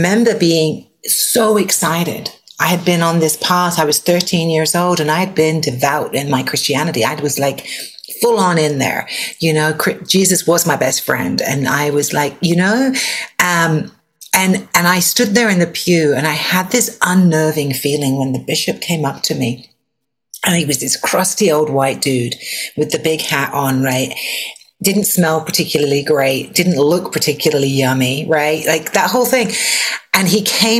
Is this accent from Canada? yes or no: no; England, United Kingdom; I was raised in England